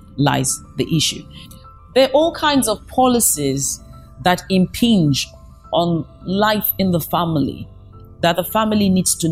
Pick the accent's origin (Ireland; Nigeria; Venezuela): Nigeria; I come from Nigeria